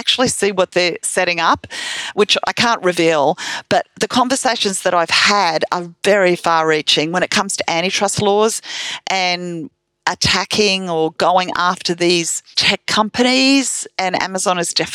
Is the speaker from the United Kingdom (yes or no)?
no; Australia; I'm an Australian